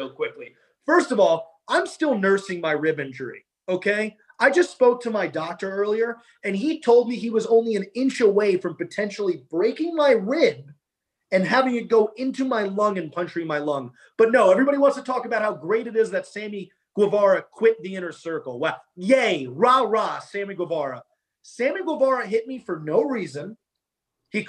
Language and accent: English; New York, United States; we're both from New York